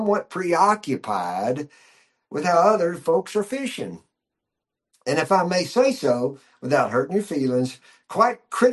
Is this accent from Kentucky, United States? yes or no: yes; Kentucky, United States; moved away as an adult; also born or lived in Nashville; I was born and raised in Kentucky, then spent a lot of my life in Nashville and finally came west in years later.